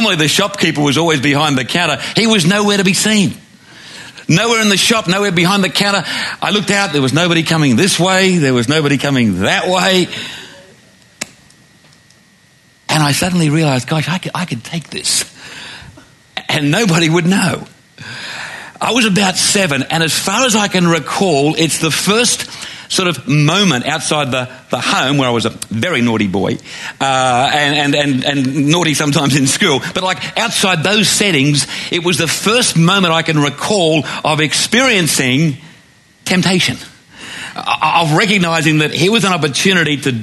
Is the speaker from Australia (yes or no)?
yes; Glenbrook, New South Wales, Australia; I was walking home from the Glenbrook Primary School on the Lower Blue Mountains